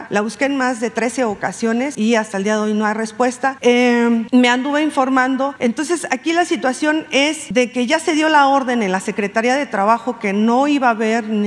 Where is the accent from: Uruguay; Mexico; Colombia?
Mexico; Jalisco; soy del estado de Jalisco y vengo de parte del medio La Grillotina Política.